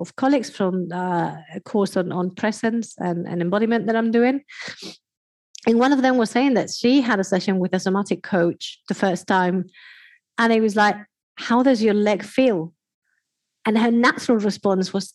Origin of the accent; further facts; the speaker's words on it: Spain; I am from Spain